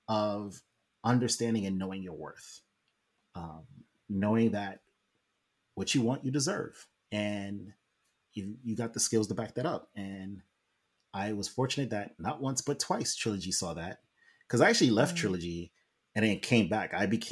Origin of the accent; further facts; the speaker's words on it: New York, United States; we all worked in New York, and I'm from New York. So all my high school friends are there.